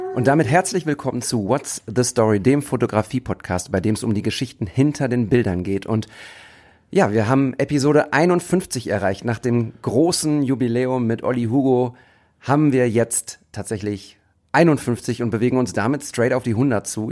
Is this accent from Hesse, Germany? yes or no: no; Bochum, North Rhine-Westphalia, Germany; aus der ich auch komme. Bochumer Junge